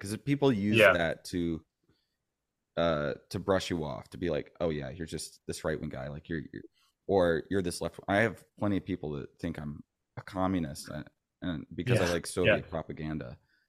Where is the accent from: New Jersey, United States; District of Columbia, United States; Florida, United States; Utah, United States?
Florida, United States; also born or lived in San Francisco Bay Area, California; I'm originally from the Bay Area. {S1} Oh, wow. {S2} Gotcha. {S3} Okay. My dad was Navy. So we ended up moving around a lot. And I ended up growing up mostly in Florida, but to the Bay Area for the summers